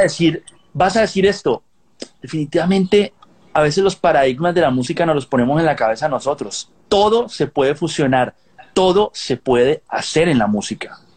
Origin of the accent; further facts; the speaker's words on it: Colombia; moved away as an adult; now in Los Angeles, United States; yo nací en Colombia, yo me crié en Colombia, ya mucho tiempo después vine a vivir a Los Ángeles